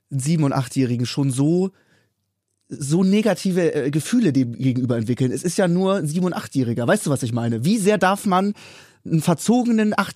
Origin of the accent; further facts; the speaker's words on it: Hamburg, Germany; Ich komme ja auch aus Hamburg